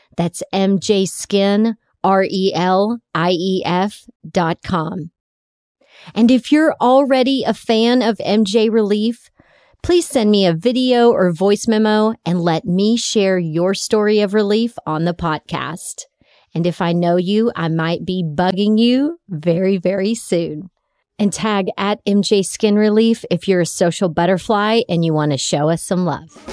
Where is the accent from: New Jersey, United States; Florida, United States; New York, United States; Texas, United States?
Texas, United States; my home state of Texas